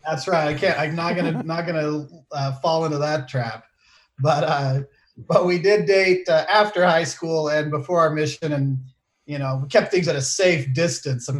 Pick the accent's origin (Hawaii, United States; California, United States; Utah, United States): Utah, United States; Salt Lake City; I grew up in Salt Lake City